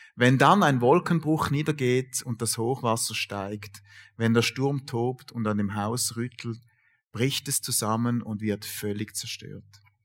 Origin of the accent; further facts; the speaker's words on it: Sulgen, Thurgau, Switzerland; ich bin äh, in Sulgen aufgewachsen, Kanton Thurgau